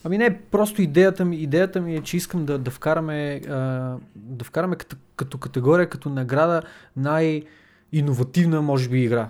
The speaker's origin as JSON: {"language": "Bulgarian", "country": "Bulgaria", "said": "ние нали, сме българи"}